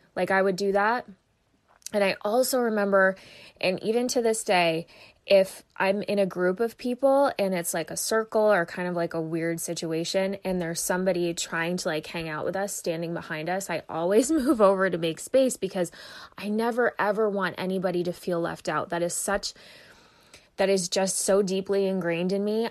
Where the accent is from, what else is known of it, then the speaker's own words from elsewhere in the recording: Vermont, United States; moved away as an adult; also born or lived in Phoenix, Arizona; I was born and raised in Vermont